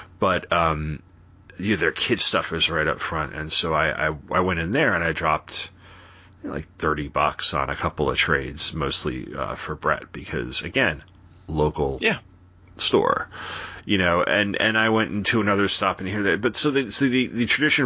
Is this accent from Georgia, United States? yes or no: no; Sayville, New York, United States; now in Charlottesville, United States; I come from Sayville is a, for Long Island, it's a pretty small town on the South Shore